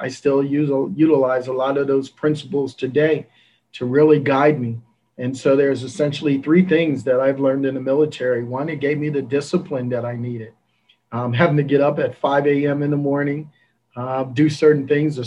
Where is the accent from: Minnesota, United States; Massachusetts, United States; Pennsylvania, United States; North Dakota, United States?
Pennsylvania, United States; Coatesville; also born or lived in Philadelphia; now in Nashville, United States; I grew up in Philadelphia, a place called Coatesville, Pennsylvania